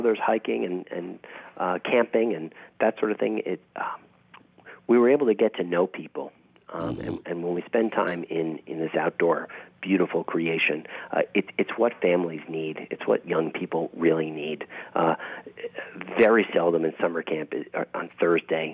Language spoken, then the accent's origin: English; New York, United States; moved away as an adult; now in Texas, United States; I grew up in New York